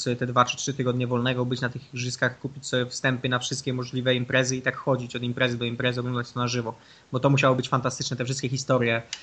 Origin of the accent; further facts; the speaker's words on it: Nowa Sól, Lubusz Voivodeship, Poland; ja jestem z Nowej Soli, jeździłem na turnieje piłki ręcznej do Głogowa